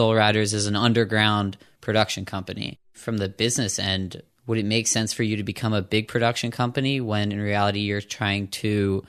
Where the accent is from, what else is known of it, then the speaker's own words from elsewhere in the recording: Pittsburgh, Pennsylvania, United States; I'm a Pittsburgh local.